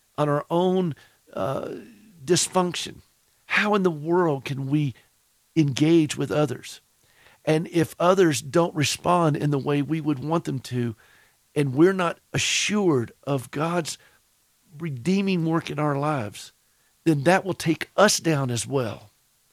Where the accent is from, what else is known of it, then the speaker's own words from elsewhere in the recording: the South, United States; accent: Southern; my Southern accent comes through